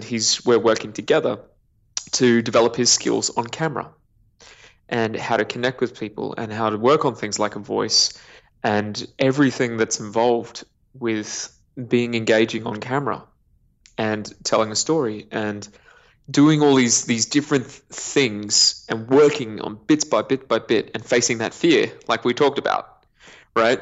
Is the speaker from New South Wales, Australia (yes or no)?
no; Queensland, Australia; born or raised there; also born or lived in New Zealand